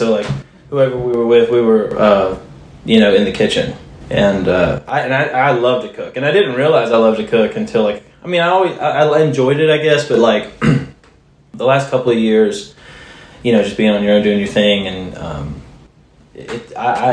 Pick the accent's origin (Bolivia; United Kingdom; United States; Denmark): United States; Mobile, Alabama; moved away as an adult; also born or lived in Laurel, Mississippi / Peachtree City, Georgia / Florida; now in Nashville, United States; I'm from Mobile, Alabama. That's where I grew up